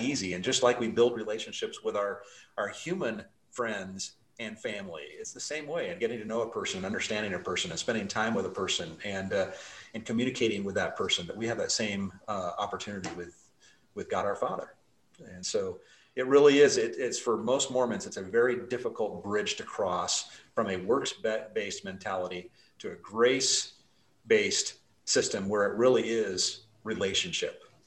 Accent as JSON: {"language": "English", "town": "Salt Lake City", "region": "Utah", "country": "United States", "tie": "born or raised there", "moved": "yes", "lives_now": "Idaho, United States", "said": "I grew up in Salt Lake City"}